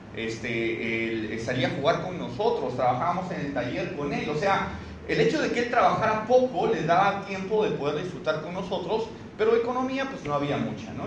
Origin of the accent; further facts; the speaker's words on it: Cusco, Peru; moved away as an adult; now in Lima, Peru; empecé en la ciudad del Cusco, yo soy cusqueño, tengo un año y medio viviendo aquí en Lima recién